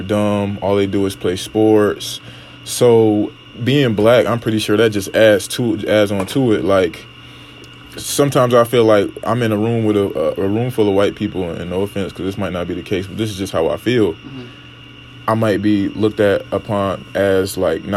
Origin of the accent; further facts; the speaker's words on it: the South, United States; moved away; I'm from the South, so it's predominantly African Americans